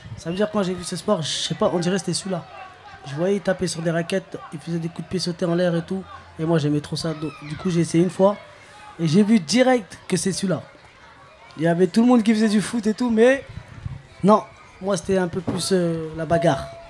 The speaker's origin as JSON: {"language": "French", "town": "Clichy-sous-Bois", "region": "Île-de-France", "country": "France", "tie": "born or raised there", "said": "j'ai grandi à Clichy-sous-Bois, je suis toujours à Clichy-sous-Bois"}